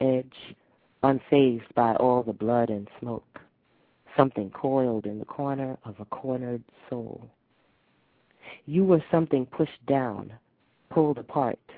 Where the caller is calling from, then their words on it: New York City, New York, United States; I'm calling from New